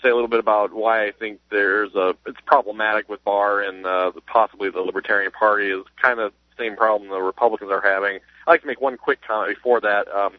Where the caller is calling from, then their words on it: South Bend, Indiana, United States; Well, I'm in South Bend area, Indiana.